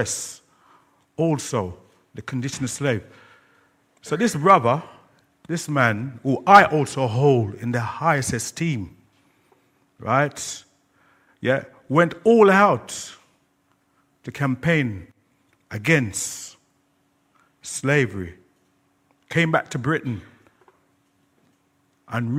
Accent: Kingston, Jamaica; Kingston, my hometown, you'll have the parish church of Kingston.

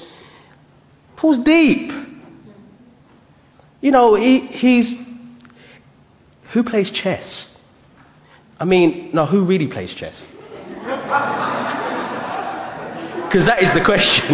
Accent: United Kingdom; being born in Britain. I'm proud of being British, but having a Jamaican heritage

